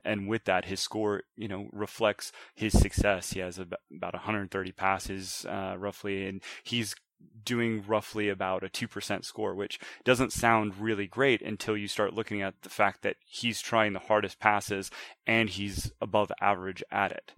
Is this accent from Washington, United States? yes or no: yes; Washington, United States; moved away as an adult; also born or lived in Montgomery, Alabama; I grew up in Washington, um, r, joined the military, uh, came back.